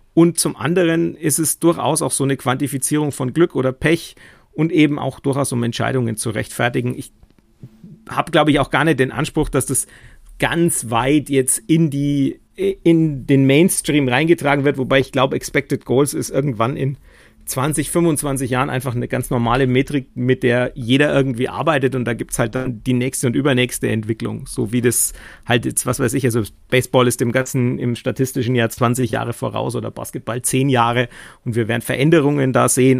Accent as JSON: {"language": "German", "town": "Nuremberg", "region": "Bavaria", "country": "Germany", "said": "ich jetzt als Nürnberger"}